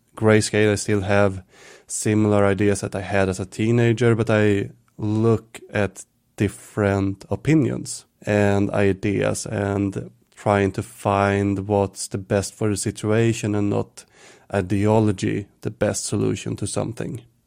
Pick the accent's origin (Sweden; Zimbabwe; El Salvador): Sweden; Stockholm, Stockholm County; also born or lived in Visby, Gotland; I moved from Stockholm, where I grew up and lived